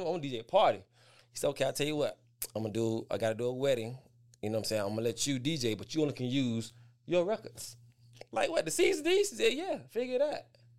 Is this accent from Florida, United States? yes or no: yes; West Palm Beach, Florida, United States; I'm from West Palm Beach, Florida. The beaches, the Palm Beaches, West Palm Beach, Florida.